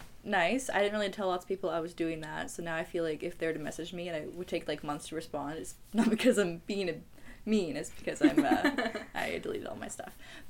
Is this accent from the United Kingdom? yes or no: no; Summerland, British Columbia, Canada; I am from Summerland. Lovely. That is in the Okanagan.